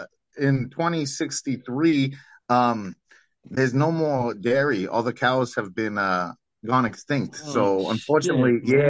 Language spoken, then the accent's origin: English; Brooklyn, New York, United States; Hey, I'm from New York. I might have gone to MIT, but I'm still from Brooklyn, you know.